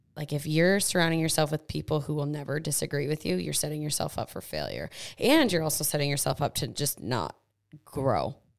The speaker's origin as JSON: {"language": "English", "country": "United States"}